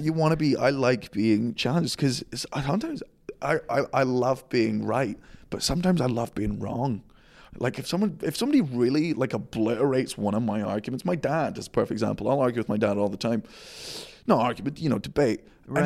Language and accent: English; Scotland, United Kingdom; I'm Scottish